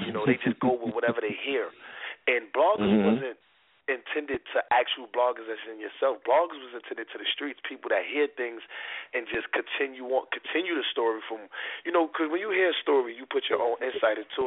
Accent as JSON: {"language": "English", "town": "New York City", "region": "New York", "country": "United States", "said": "I'm from Harlem."}